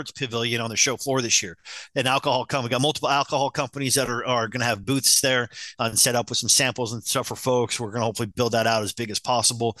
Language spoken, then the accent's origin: English; Utah, United States; I grew up in Utah